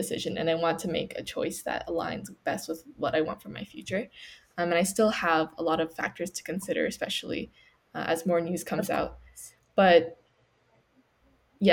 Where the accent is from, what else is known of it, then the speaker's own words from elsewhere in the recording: Canada; I was born in Canada, but my parents are from China